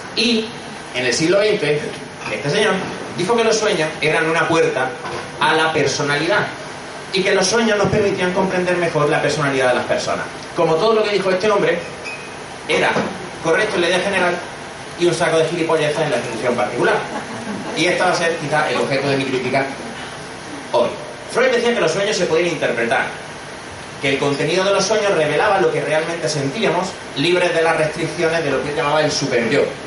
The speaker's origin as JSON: {"language": "Spanish", "town": "Granada", "region": "Andalusia", "country": "Spain", "tie": "born or raised there", "also_born_or_lived": "Madrid", "moved": "as an adult", "lives_now": "Barcelona, Spain", "said": "soy de Granada, como habréis notado por, el, por el acento, estudié psicología"}